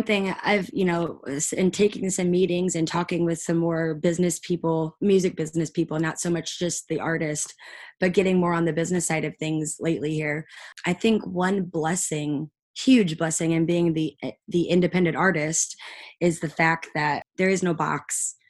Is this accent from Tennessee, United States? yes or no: yes; Nashville, Tennessee, United States; I came here a kid. I really did. Very rose-colored glasses, very everything's going to be fine. And I grew up in Nashville.